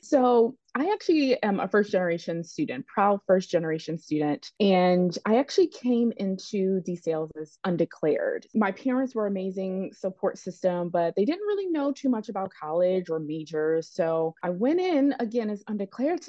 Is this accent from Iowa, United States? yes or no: no; Philadelphia, Pennsylvania, United States; I am from the Philadelphia area, born and raised.